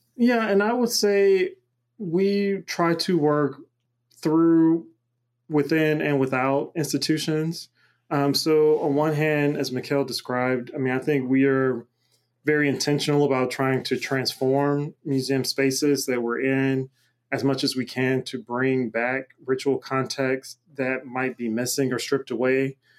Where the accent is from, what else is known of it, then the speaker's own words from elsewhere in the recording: Macon, Georgia, United States; now in Pittsburgh, United States; I'm originally from Macon, Georgia